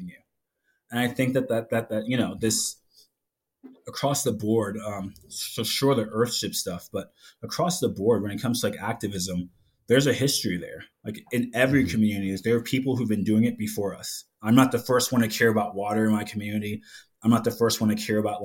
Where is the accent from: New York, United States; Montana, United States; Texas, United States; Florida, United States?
New York, United States; New York City; moved away; growing up in New York City